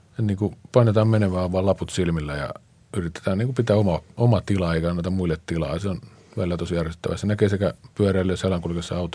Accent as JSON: {"language": "Finnish", "town": "Tampere", "region": "Pirkanmaa", "country": "Finland", "moved": "yes", "lives_now": "Helsinki, Finland", "said": "mä oon Tampereelta, mä siellä pyöräilin"}